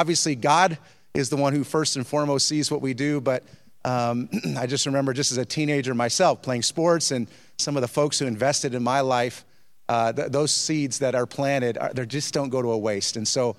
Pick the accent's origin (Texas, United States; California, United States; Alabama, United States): California, United States; also born or lived in Sacramento / Sioux Falls; In fact, I grew up in Southern California, then I bounced around, was in my freshman year in Sacramento, and then my sophomore year of high school, I was living with my aunt and uncle at the time, and they moved to Sioux Falls